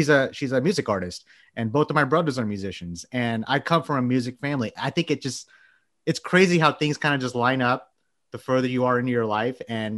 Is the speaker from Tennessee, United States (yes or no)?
no; Texas, United States; I'm from Texas. That's a given.